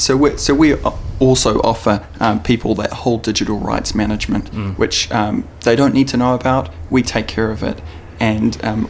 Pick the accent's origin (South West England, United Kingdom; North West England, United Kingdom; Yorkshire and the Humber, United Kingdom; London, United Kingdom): London, United Kingdom; I'm fresh over from London. I'm here on holiday.